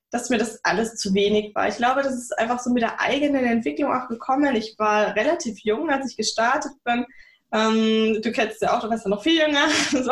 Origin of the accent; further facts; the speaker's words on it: Bavaria, Germany; Ist meine Wahlheimat, eigentlich bin ich aus Bayern, und bis aufs Wetter ist es hier auch mega schön.